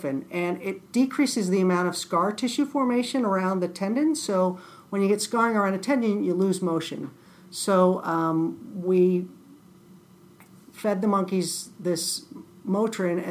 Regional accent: Lakewood, Ohio, United States; I grew up in Cleveland.

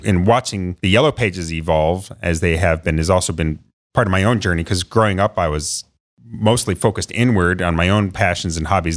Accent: Perrysburg, Ohio, United States; I grew up in Northwest Ohio in Perrysburg, so outside of Toledo

